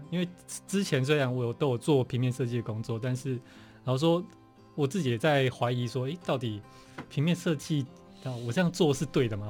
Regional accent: Changhua County, Taiwan; moved away as an adult; also born or lived in Hsinchu / Netherlands; now in Taipei, Taiwan; 其实我老家应该在彰化，但是在彰化，哦。我小时候在新竹出生，OK。然后我小时候给外婆带的，哦，哦。所以一直所以一直在新竹，对，一直在新竹，就学。然后到大概上，嗯。快要上小学才回到彰化这样子

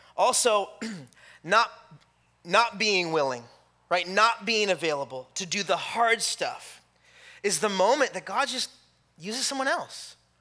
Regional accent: California, United States; moved away; I'm from California

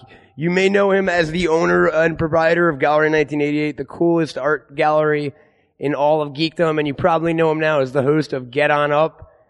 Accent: New York, United States; I'm from New York and we had Hot 97.

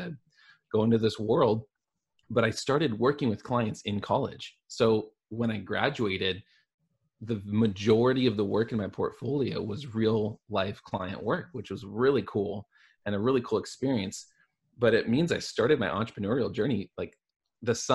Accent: Portland, Oregon, United States; I'm from the Portland area. I grew up in Portland, Oregon. I'm one of the few people who's like actually a native.

